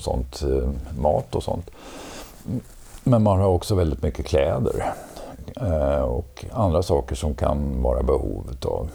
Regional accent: Borlänge, Dalarna County, Sweden; also born or lived in Gothenburg; now in Stockholm, Sweden; född och uppvuxen i Borlänge

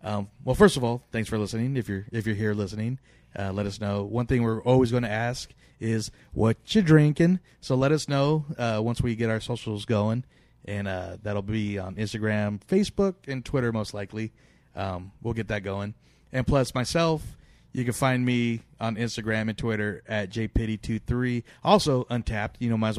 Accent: Sacramento, California, United States; I'm from Sacramento, Sacramento area, and Alex is in San Francisco.

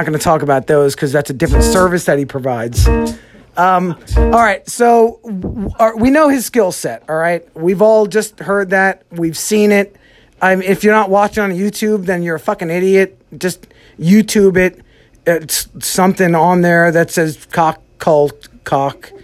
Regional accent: New Jersey, United States; We're from Jersey

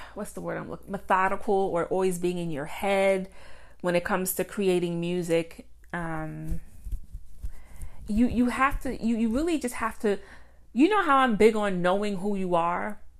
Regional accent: Mount Vernon, New York, United States; shout out to Mount Vernon, my hometown

